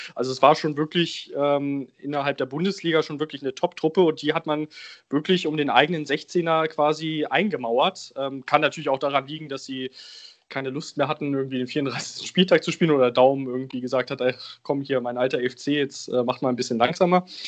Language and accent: German; Braunschweig region, Lower Saxony, Germany; now in Bremen, Germany; Ich bin in der Region Braunschweig groß geworden und lebe jetzt in Bremen.